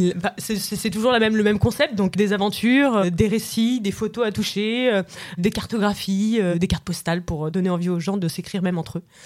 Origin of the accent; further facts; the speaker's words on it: Paris, Île-de-France, France; j'ai 32 ans, je viens de Paris.